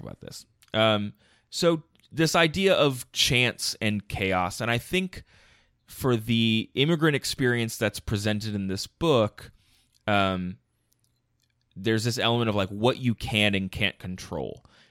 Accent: outside Philadelphia, Pennsylvania, United States; also born or lived in Ohio; I'm from outside Philadelphia, Pennsylvania. Like, I have not moved around that much. I spent four years in Ohio, and that's

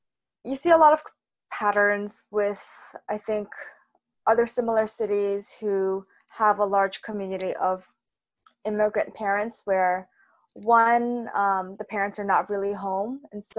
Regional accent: New York City, New York, United States; growing up in Flushing.

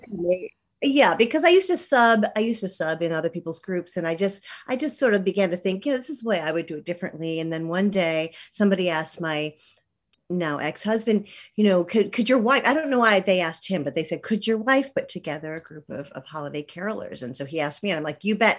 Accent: Michigan, United States; moved away as an adult; now in New York City, United States; I'm from Michigan

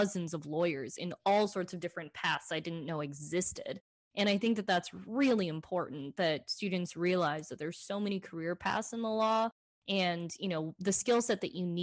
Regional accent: Dallas, Texas, United States; also born or lived in Fort Worth, Texas / New Hampshire / Washington, District of Columbia, United States; I was actually born in Fort Worth, moved to Dallas when I was 10, I think, and then had grown up here, went to undergrad here

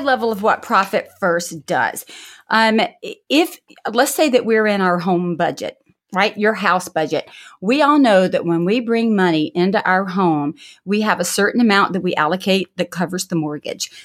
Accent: the South, United States; I'm from the South

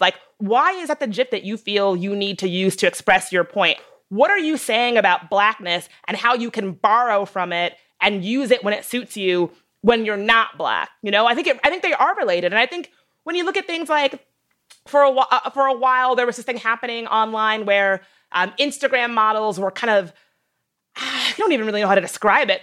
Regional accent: the South, United States; a girl growing up in the South

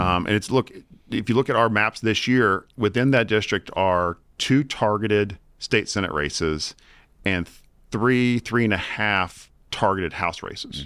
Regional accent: Virginia, United States; I'm from Virginia.

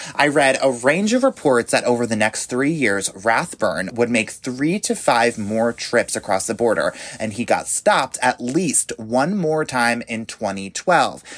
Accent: New York, United States; moved away; I grew up in New York, and so I am very familiar with the cold

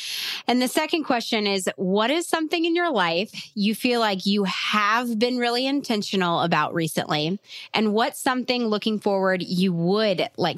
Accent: Tennessee, United States; I'm from Tennessee.

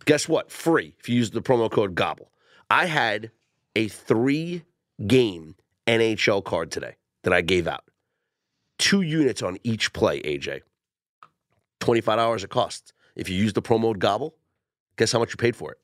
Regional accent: New York, United States; when I was younger, growing up in New York, uh, my mom used to take me

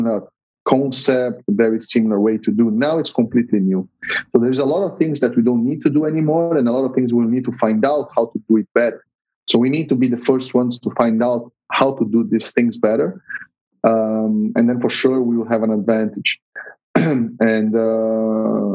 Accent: São Paulo, Brazil; I'm from São Paulo. I was born and raised there, so I'll be very happy to have the race in my hometown

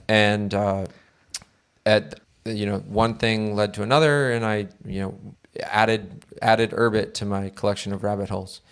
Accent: Connecticut, United States; I come from Connecticut

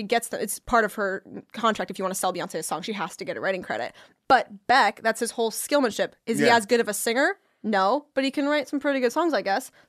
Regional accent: the Northwest, Pacific Northwest, United States; I'm also from the Northwest, and I do not have this accent.

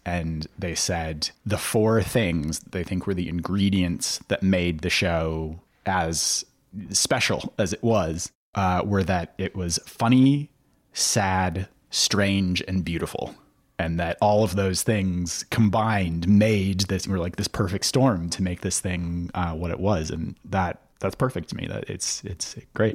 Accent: Minneapolis–Saint Paul, Minnesota, United States; in Minnesota, in, in the Twin Cities.

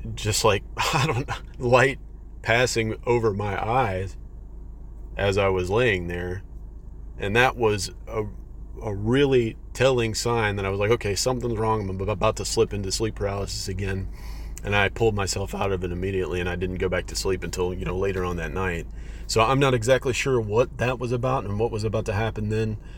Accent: Texas, United States; I'm from Texas, so all this stuff is happening to me in Texas

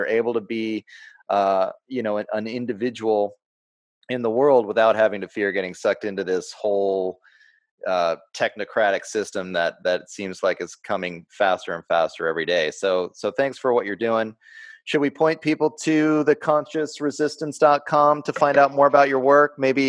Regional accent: Houston area, Texas, United States; we're both from the Houston area. I grew up just outside of Houston.

